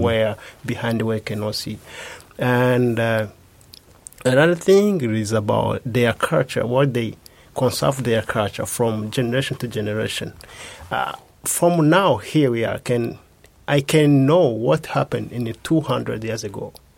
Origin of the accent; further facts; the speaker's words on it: Rwanda; moved away as an adult; now in Japan; from Rwanda. I'm a student in the Kobe Institute for Computing here in Japan.